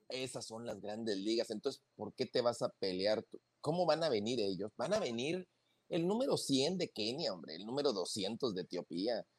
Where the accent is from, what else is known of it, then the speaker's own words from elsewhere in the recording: northern Mexico, Mexico; nosotros que somos norteños